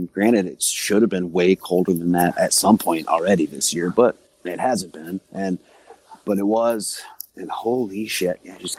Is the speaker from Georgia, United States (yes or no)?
no; Mississippi, United States; I grew up in Mississippi.